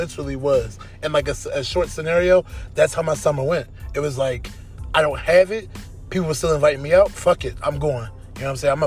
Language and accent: English; Baltimore, Maryland, United States; I'm from Baltimore